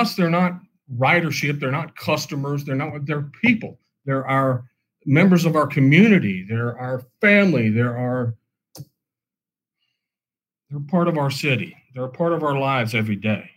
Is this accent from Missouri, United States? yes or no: yes; Kansas City, Missouri, United States; I'm from Kansas City, been here, born and raised my whole life